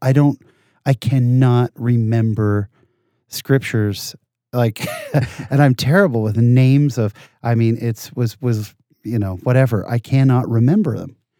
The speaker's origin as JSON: {"language": "English", "town": "San Jose", "region": "California", "country": "United States", "tie": "born or raised there", "said": "I was born in Southern California, moved to, uh, the Bay Area, and I, I really grew up in the Bay Area. Grew up in San Jose, California my whole life"}